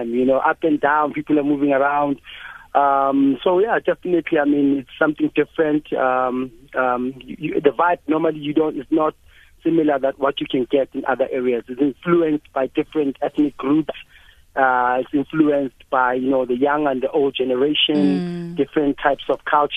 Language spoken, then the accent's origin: English; Soweto, Gauteng, South Africa; this was my grandparents' house. I grew up here in Orlando West